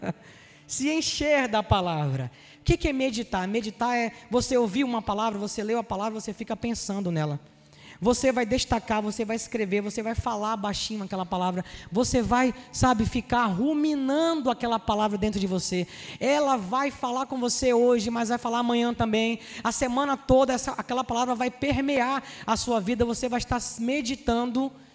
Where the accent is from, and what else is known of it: Rio de Janeiro, Brazil; accent: Carioca